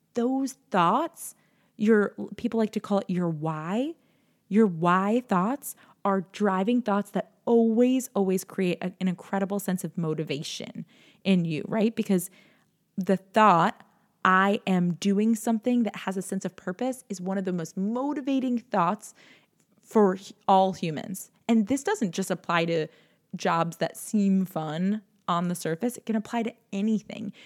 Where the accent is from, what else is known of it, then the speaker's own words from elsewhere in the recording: New York, United States; I'm from New York